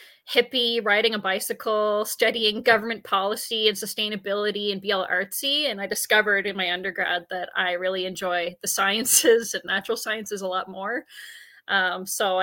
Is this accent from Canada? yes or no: yes; Halifax, Nova Scotia, Canada; accent: a mesh between a Nova Scotia and a British Columbia accent; moved away as an adult; now in British Columbia, Canada; I'm from Halifax. So I grew up there